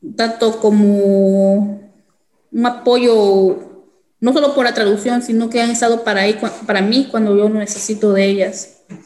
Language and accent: Spanish; El Salvador; now in Jefferson City, United States; Soy del El Salvador